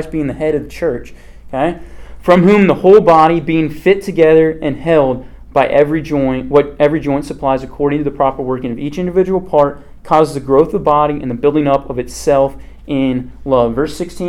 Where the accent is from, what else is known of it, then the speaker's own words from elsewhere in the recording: Kansas, United States; I'm from Kansas.